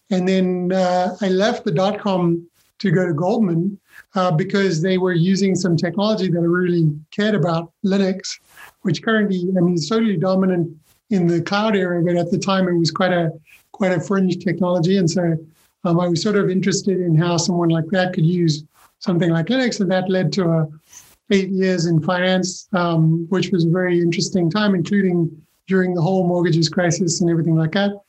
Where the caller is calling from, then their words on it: London, United Kingdom; I am in London, yeah, in the UK.